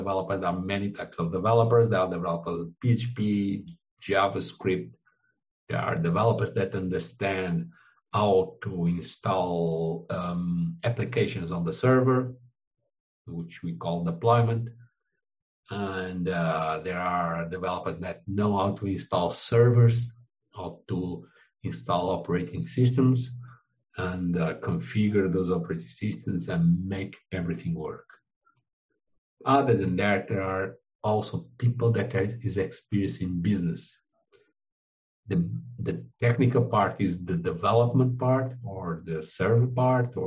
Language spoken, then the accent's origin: English; Portugal; English is a second language; now in Brazil; I am Portuguese. I was born in Portugal, but I live in Brazil.